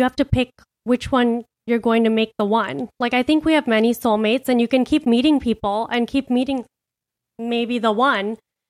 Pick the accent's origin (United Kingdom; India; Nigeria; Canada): India; We're both Indian.